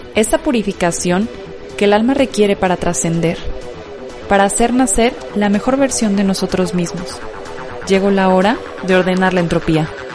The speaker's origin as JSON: {"language": "Spanish", "town": "Tijuana", "region": "Baja California", "country": "Mexico", "tie": "born or raised there", "also_born_or_lived": "National City, California", "said": "Yo viví mi infancia en Tijuana"}